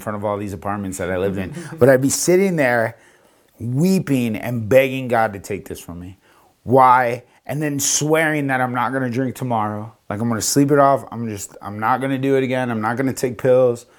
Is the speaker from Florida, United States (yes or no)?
yes; Florida, United States; moved away as an adult; also born or lived in New York / Las Vegas / Denver; I was from Florida. I went to school in New York. I came back to Florida